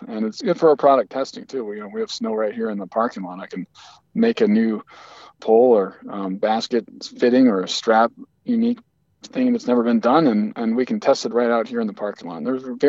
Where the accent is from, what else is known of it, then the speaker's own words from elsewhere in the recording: Alaska, United States; The weather, you know, it has four seasons just like everywhere else.